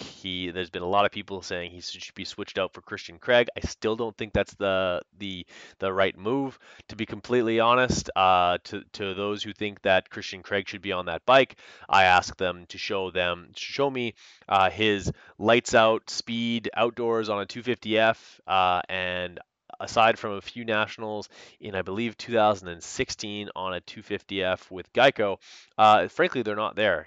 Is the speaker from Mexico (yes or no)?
no; Canada; I'm Canadian